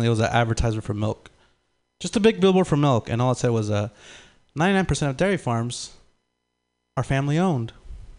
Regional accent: San Francisco, California, United States; English is a second language; also born or lived in Lima, Peru; I moved out to the Bay when I was three, like, with my family

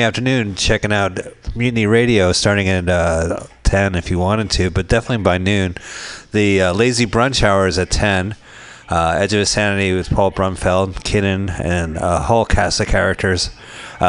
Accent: New Jersey, United States; my brand was Parliament Lights, because I'm from New Jersey.

